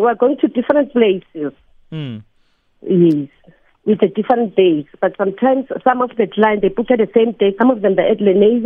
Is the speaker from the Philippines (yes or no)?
no; Soweto, Gauteng, South Africa; We're original from Soweto